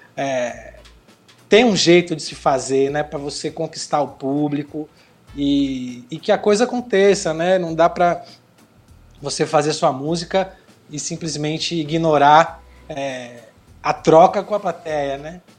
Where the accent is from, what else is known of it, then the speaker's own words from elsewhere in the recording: Bahia, Brazil; also born or lived in São Paulo; eu nasci em São Paulo e cresci na Bahia desde os 12 anos